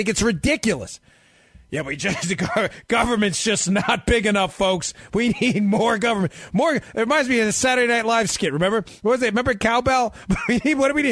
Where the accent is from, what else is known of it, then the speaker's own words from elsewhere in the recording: New York, United States; My wife, we grew up in New York